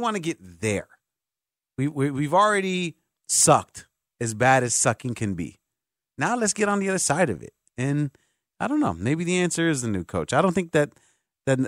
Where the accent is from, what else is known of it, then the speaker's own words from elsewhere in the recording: Chicago, Illinois, United States; We're all from Chicago